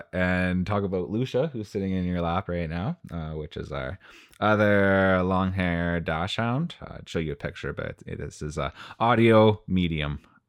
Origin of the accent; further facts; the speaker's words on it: Timmins, Ontario, Canada; Our house backed onto the woods where I grew up in Timmins, and it gets pretty cold there.